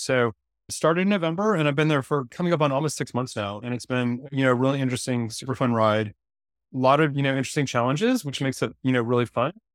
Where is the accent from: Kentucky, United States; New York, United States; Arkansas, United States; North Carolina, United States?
North Carolina, United States; Durham; I grew up in Durham, North Carolina